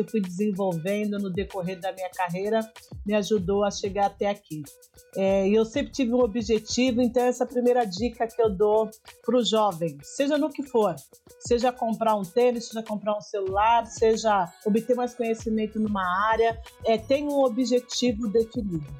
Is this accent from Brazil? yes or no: yes; São Paulo, Brazil; Sou do extremo da Zona Leste de São Paulo, sou de Guaianazes, né? nasci em Guaianazes